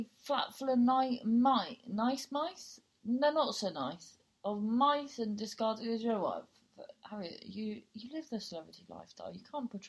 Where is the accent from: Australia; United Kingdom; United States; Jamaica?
United Kingdom; Cornwall, South West England; accent: Cornish; also born or lived in London; So I've lived for 20 years in Cornwall. So I sound Cornish.